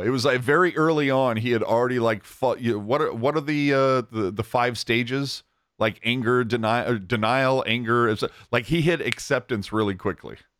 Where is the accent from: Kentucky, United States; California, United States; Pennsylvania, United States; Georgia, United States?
California, United States; Bay Area; I, I grew up in the Bay Area, ugh, the Bay Area.